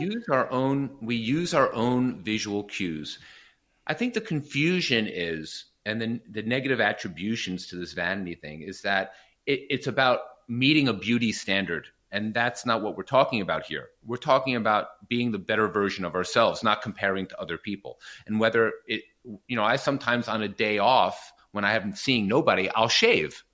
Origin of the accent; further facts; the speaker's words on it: New York, United States; I did grow up a privileged life in New York